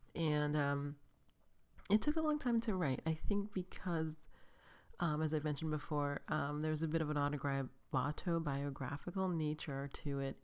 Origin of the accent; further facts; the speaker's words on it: New York, United States; now in Los Angeles, United States; I'm from New York